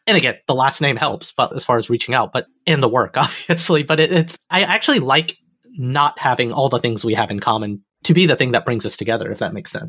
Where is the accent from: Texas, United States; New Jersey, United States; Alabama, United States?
Alabama, United States; I grew up in Alabama, in the suburb I grew up in, there were only 15 Indian families.